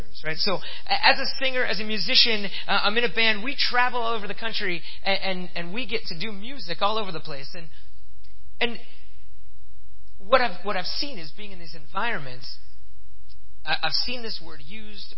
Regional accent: Pennsylvania, United States; now in Fort Wayne, United States; I grew up in Pennsylvania

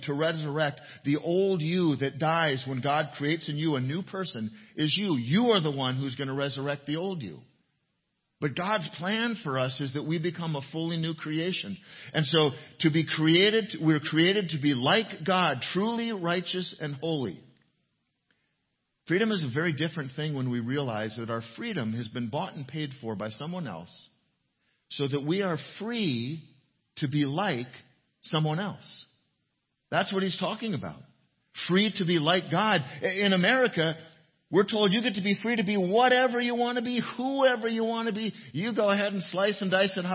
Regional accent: United States; our freedom as Americans

